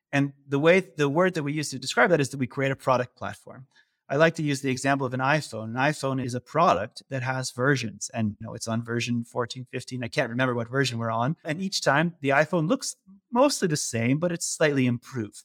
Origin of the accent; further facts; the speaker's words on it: California, United States; moved away as an adult; now in Netherlands; I'm originally from the U S. I grew up in California